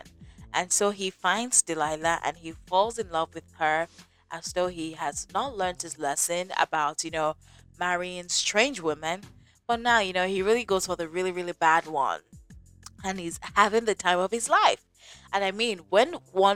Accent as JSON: {"language": "English", "country": "Nigeria", "said": "I'm from Nigeria"}